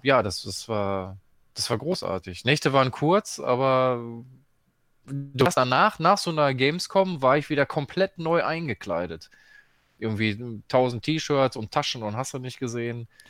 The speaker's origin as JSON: {"language": "German", "town": "Dortmund", "region": "North Rhine-Westphalia", "country": "Germany", "said": "ich komme ja aus Dortmund"}